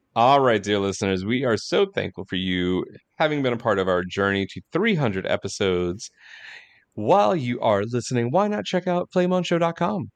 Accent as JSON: {"language": "English", "area": "Long Island", "region": "New York", "country": "United States", "tie": "born or raised there", "said": "Huntington was, uh, was near where I grew up on Long Island"}